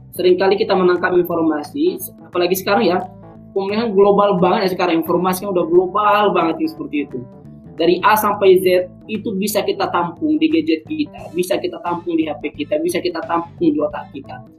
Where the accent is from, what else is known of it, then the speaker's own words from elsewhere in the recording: South Tapanuli, North Sumatra, Indonesia; now in Yogyakarta, Indonesia; saya dari Sumatera Utara, uh, eh, Tapanuli Selatan.